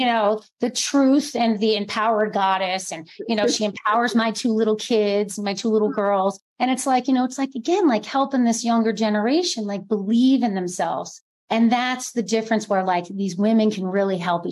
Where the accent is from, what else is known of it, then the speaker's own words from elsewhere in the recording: New Jersey, United States; moved away; also born or lived in New York City; I grew up in New Jersey, schooled in New York City, you know, lived there for over 12 years.